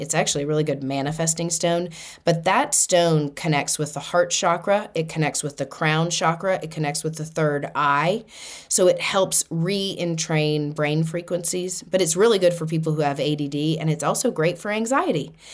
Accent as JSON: {"language": "English", "town": "Boston", "region": "Massachusetts", "country": "United States", "said": "I'm from Boston"}